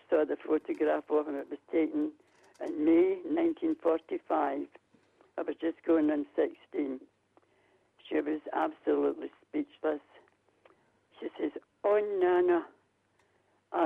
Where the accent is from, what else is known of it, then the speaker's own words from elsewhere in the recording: Glasgow, Scotland, United Kingdom; moved away as an adult; now in Kirkcaldy, United Kingdom; I'm 30 years here, but I was born and bred in Glasgow.